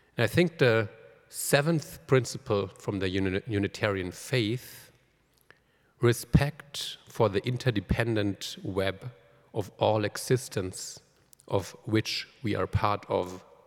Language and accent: English; Germany; moved away; I'm from Germany, so Pentecost has always been really, really important